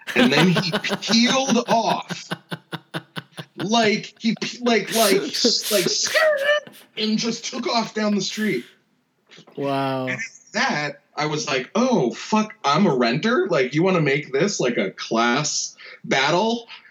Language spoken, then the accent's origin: English; New Jersey, United States; moved away as an adult; also born or lived in Rhode Island; now in Philadelphia, United States; I was born in Philly and okay. then raised right over the bridge in, in New Jersey.